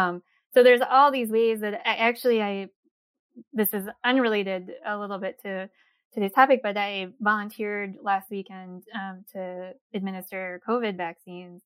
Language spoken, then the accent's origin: English; East Coast, United States; also born or lived in Korea; now in upper Midwest, United States; I grew up in the East Coast